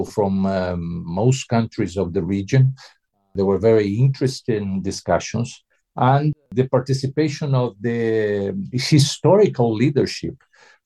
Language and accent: English; Uruguay; moved away; I'm from Uruguay originally